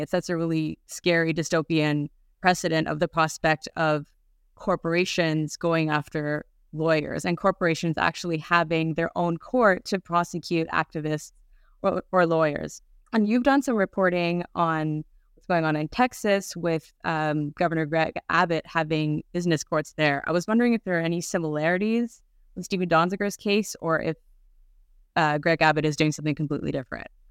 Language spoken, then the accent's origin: English; Canada; moved away; also born or lived in Europe; I'm Canadian, but I guess I just wasn't paying attention at the time living in Europe.